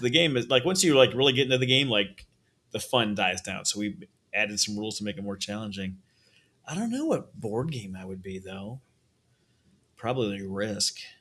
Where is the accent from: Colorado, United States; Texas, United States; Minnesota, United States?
Minnesota, United States; moved away; I'm from Minnesota originally